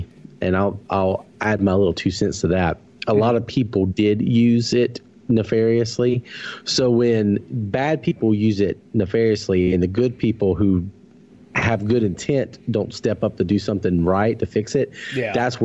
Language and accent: English; the South, United States; living in the South and growing up in the South